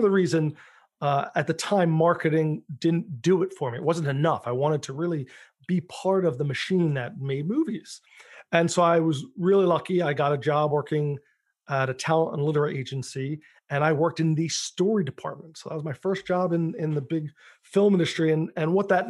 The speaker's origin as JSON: {"language": "English", "town": "Philadelphia", "region": "Pennsylvania", "country": "United States", "tie": "born or raised there", "said": "I'm, you know, born and bred in Philadelphia"}